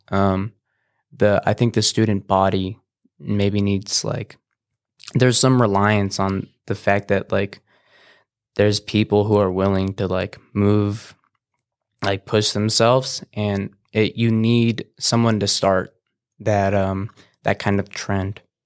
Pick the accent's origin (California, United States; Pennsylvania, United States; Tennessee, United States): California, United States; Banning; also born or lived in Beaumont, California; I've pretty much been born and raised here